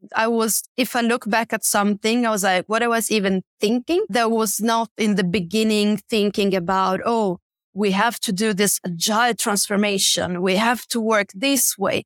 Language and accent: English; Bergamo, Lombardy, Italy; moved away as an adult; also born or lived in Milan; now in Stockholm, Sweden; where I'm from, in Italy, I'm from a city called Bergamo, and I started my career in Milan